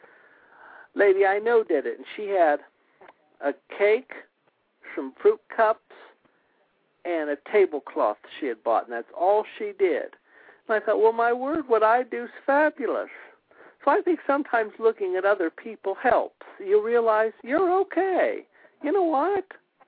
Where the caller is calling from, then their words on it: Springfield, United States; I'm calling from Springfield.